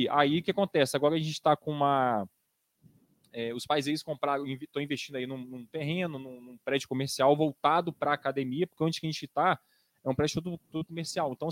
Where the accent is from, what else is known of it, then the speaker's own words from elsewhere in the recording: Marechal Floriano, Espírito Santo, Brazil; eu sou de Marechal Floriano, né? E trabalho aqui em Campinas já tem mais de 10 anos.